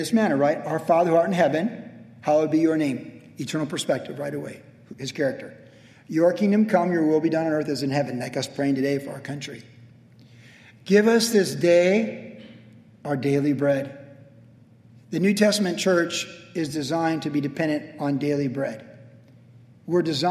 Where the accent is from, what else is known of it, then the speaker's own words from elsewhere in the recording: Vista, California, United States; growing up in Vista